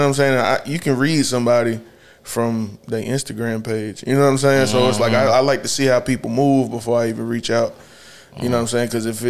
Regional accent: Charlotte, North Carolina, United States; Side from birth to death. You feel me?

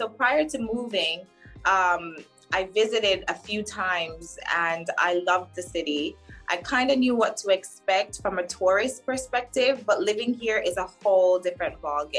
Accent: Miami, Florida, United States; also born or lived in Jamaica / Dubai; I moved to the US at around like 11, 12-ish. I was like turning 12. With my mom, and I grew up in Miami, which was amazing.

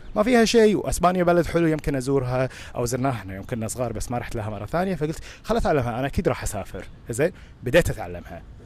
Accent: Kuwait; first language Arabic

